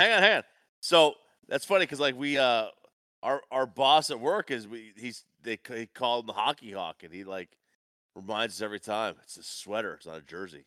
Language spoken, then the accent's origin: English; the North, United States; I grew up in the North